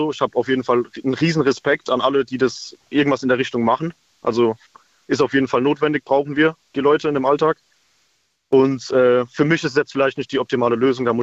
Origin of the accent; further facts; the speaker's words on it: Speyer, Rhineland-Palatinate, Germany; ich komme aus Speyer